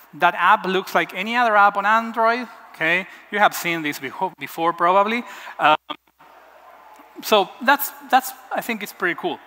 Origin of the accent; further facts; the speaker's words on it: Buenos Aires, Argentina; I'm from Argentina, from Buenos Aires